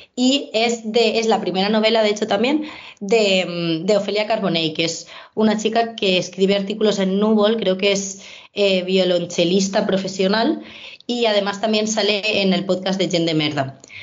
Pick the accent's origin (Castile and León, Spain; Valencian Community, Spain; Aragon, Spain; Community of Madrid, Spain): Valencian Community, Spain; Valencia; yo vengo de Valencia